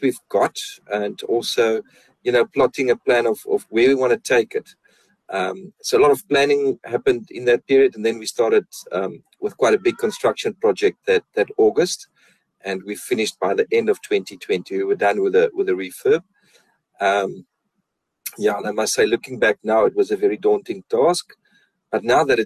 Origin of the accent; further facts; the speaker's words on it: Beaufort West, Western Cape, South Africa; first language Afrikaans; English is a second language; moved away as an adult; also born or lived in United Kingdom / Stellenbosch; now in Montagu, South Africa; I grew up very Afrikaans in Beaufort West.